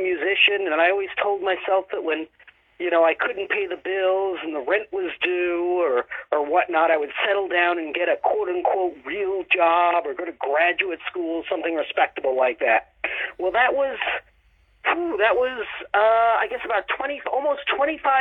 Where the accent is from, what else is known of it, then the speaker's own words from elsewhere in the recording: United States; now in Baltimore, United States; I live outside of Baltimore, but I grew up in the New York area